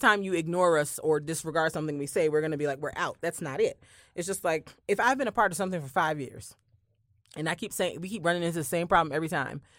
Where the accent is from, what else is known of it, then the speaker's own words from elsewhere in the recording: Barbados; moved away; I grew up in Barbados where church was very, very, the church I went to at least was very, very old-fashioned